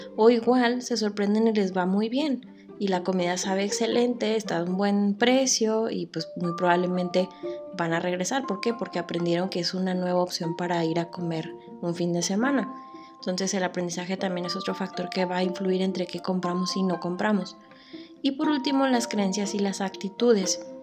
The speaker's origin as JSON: {"language": "Spanish", "country": "Mexico", "said": "lo que más nos distingue a nosotros como mexicanos"}